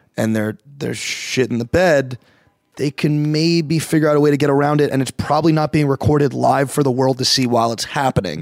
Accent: Plainview, New York, United States; I grew up in Plain View.

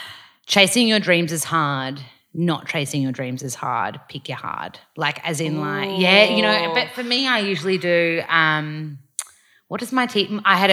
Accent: Australia; And I was like sitting with my friend, we're both from Australia

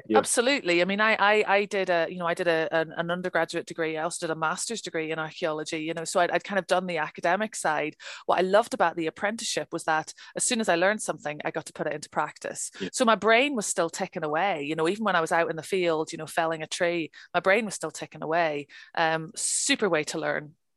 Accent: Northern Ireland, United Kingdom; moved away as an adult; also born or lived in Birmingham, England; now in Scotland, United Kingdom; I grew up in Northern Ireland, um, and uh, I left when I was uh, 19 to go to university, and I studied archaeology um, in Birmingham

